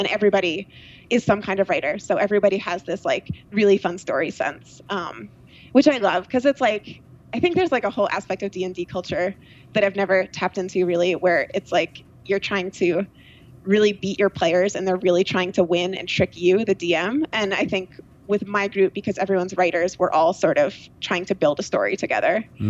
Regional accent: New York, United States; Like Hudson Valley, so like Rhinebeck, Woodstock area.

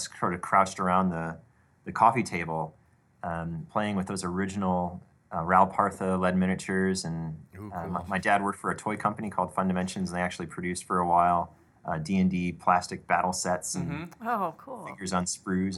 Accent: Detroit, Michigan, United States; I grew up in Detroit, Michigan area

